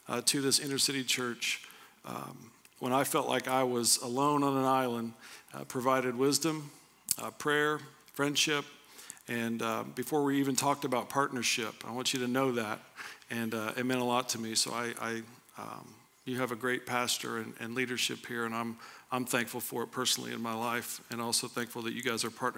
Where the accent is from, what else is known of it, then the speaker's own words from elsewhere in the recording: Anderson, Indiana, United States; also born or lived in Pendleton; I grew up in Anderson